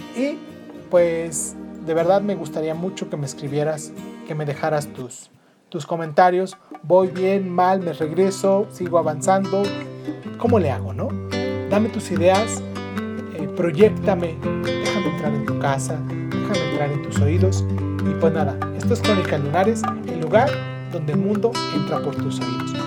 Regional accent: Mexico City, Mexico; soy chilango de, de nacimiento

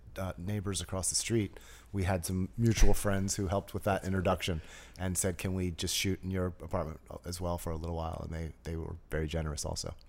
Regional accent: New Jersey, United States; I grew up in New Jersey, went to public school in New Jersey

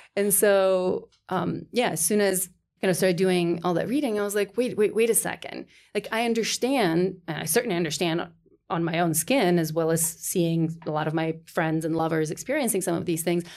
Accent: North Macedonia; moved away as an adult; as I was growing up in Macedonia through college, uh, 'cause I, right, did my college there

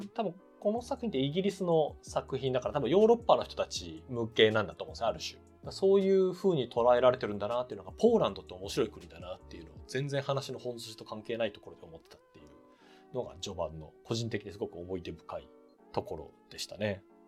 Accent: Nagano, Japan; 私長野生まれ

